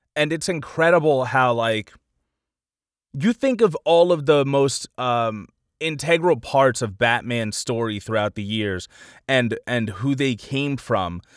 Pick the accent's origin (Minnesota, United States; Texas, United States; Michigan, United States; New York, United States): New York, United States; Long Island; I'm from Long Island